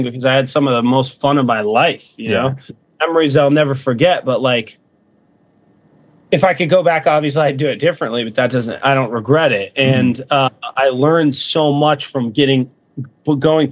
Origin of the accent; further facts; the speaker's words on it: Fort Myers, Florida, United States; moved away as an adult; I came from Fort Myers, Florida, and my family wasn't broke or anything